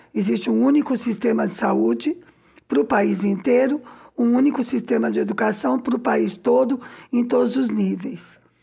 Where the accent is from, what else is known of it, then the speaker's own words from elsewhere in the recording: São Paulo, Brazil; now in Cuba; eu sou de São Paulo